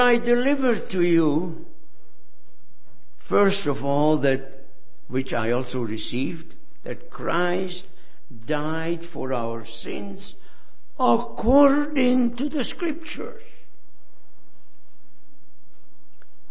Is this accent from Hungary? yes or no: yes; Hungary; now in United States; I left my home country, Hungary, over 60 years ago. I am a refugee.